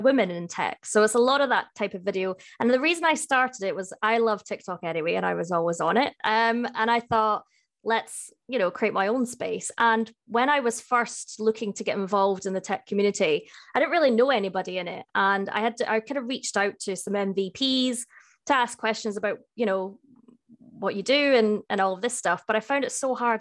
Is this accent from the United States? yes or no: no; Edinburgh, Scotland, United Kingdom; now in Cardiff, United Kingdom; I am based in Cardiff, uh, but I'm from Edinburgh